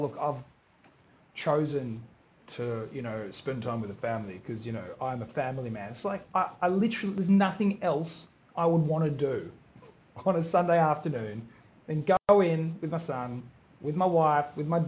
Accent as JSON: {"language": "English", "country": "Australia", "tie": "born or raised there", "said": "I'm a first generation Australian. My parents were born in Croatia. I was born in Australia"}